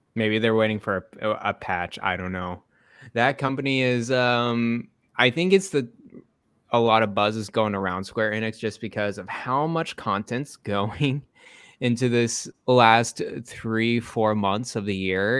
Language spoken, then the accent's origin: English; Texas, United States; growing up in Texas